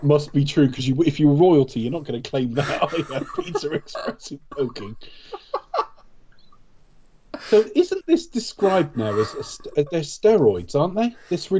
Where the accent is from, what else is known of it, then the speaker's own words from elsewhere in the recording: United Kingdom; I'm British